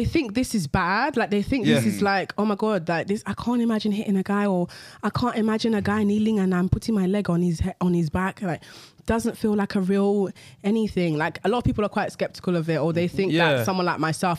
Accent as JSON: {"language": "English", "region": "London", "country": "United Kingdom", "tie": "born or raised there", "said": "London, to two Nigerian parents."}